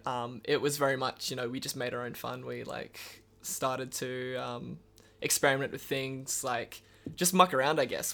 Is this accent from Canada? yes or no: no; Karratha, Western Australia, Australia; born or raised there; now in Perth, Australia